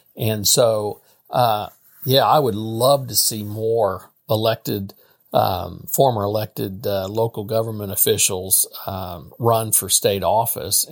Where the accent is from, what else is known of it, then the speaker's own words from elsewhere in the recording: St. Joseph, Missouri, United States; Saint Joseph, Missouri. I've been here, I've lived here all my life